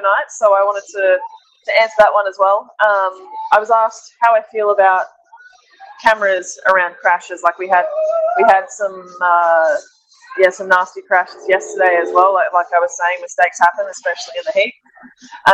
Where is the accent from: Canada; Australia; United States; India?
Australia; moved away; I'm Australian, my family is a long way from Europe